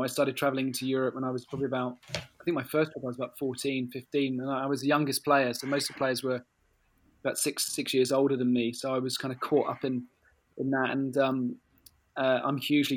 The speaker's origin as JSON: {"language": "English", "town": "Tunbridge Wells", "region": "South East England", "country": "United Kingdom", "said": "I'm from Tunbridge Wells"}